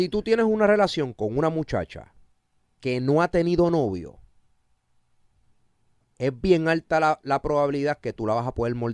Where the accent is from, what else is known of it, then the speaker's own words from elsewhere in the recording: Kentucky, United States; born there; also born or lived in Chile / New York / Miami / Texas; Yo viví en Chile, tres meses. Yo viví en Estados Unidos, en Nueva York, en Miami, en Texas. Nací en Kentucky. He vivido en República Dominicana.